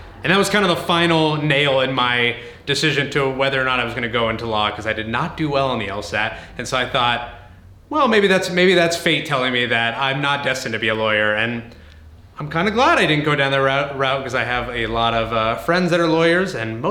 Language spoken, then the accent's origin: English; Los Angeles, California, United States; also born or lived in Santa Barbara; I'm one of the rare native Angelenos that went into this business. I grew up in the San Fernando Valley, Woodland Hills specifically